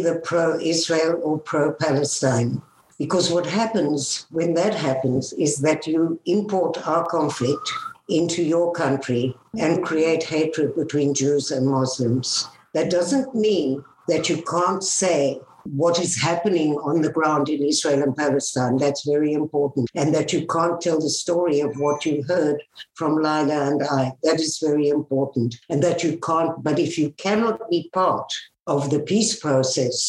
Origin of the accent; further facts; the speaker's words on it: South Africa; moved away; I grew up in South Africa. I was born there.